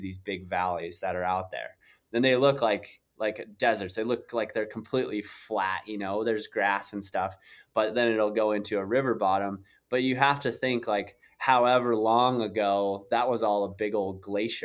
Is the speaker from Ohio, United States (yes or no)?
no; South Dakota, United States; I grew up in South Dakota